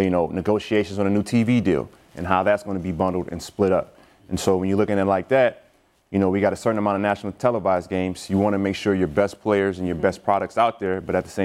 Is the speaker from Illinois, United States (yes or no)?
yes; Illinois, United States; where I grew up in Illinois